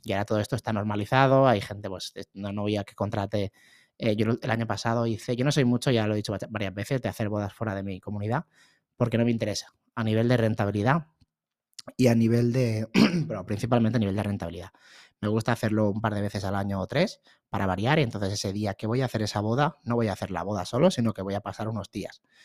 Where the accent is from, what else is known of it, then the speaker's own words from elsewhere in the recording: Barcelona, Catalonia, Spain; soy de Barcelona